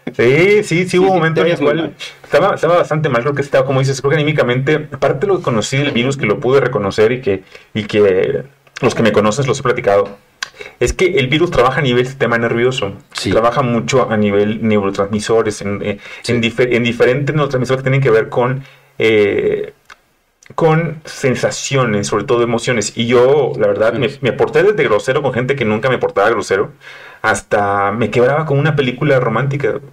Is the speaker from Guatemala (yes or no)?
no; Mexico City, Mexico; yo soy chilango